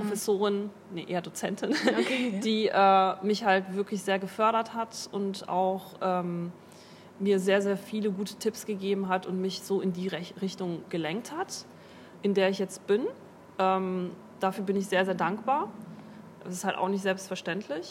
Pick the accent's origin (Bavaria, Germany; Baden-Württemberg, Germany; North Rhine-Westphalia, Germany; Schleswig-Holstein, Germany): North Rhine-Westphalia, Germany; Duisburg; moved away as an adult; also born or lived in Moers; now in Bremen, Germany; ich komme eigentlich aus Mörser, also ich bin halt ähm, sehr viel in Duisburg gewesen und bin halt quasi auch in Duisburg aufgewachsen